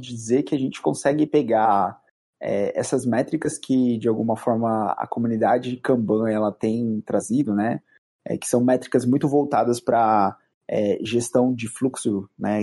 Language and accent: Portuguese; Bauru, São Paulo, Brazil; sou de Bauru, né? Originário de Bauru